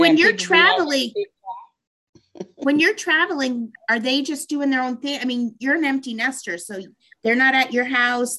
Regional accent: Colorado, United States; Cause I'm from Colorado.

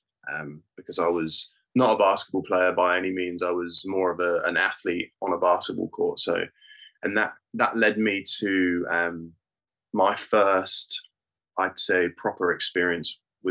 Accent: United Kingdom; I am British born and bred.

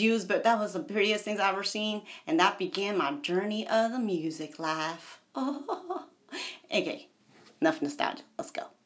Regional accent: United States; I'm American.

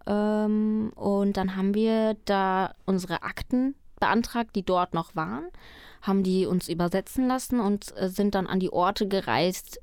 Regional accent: Germany; first language Spanish; German is a second language; also born or lived in Colombia; ich bin in Kolumbien geboren und mit vier Jahren dann ähm, von zwei wunderbaren deutschen Menschen adoptiert worden. Und seitdem lebe ich hier

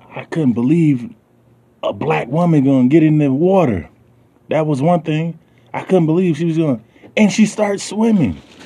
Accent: the South, United States; I'm from the South, so you know, I'm gonna have the way I talk is a lot different than cats from New York or you know California.

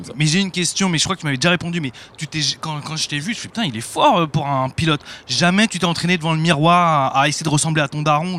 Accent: Paris, Île-de-France, France; je suis un parisien

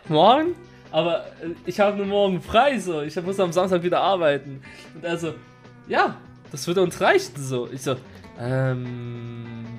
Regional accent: Switzerland; also born or lived in Kurdistan; ich bin in der Schweiz aufgewachsen

